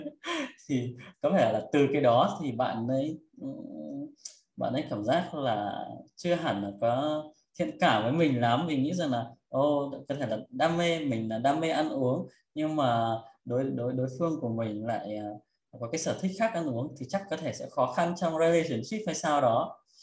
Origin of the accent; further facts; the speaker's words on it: Ukraine; moved away as an adult; now in Vietnam; mặc dù là sinh ra lớn lên ở Ukraine có một cái gì là nó khá là tây nhưng mà vẫn sẽ có một số giá trị gì đó nó rất là thuần Việt Nam